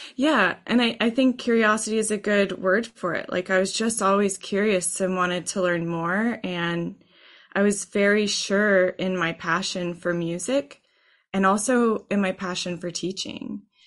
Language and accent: English; Texas, United States; I grew up in Texas high school band programs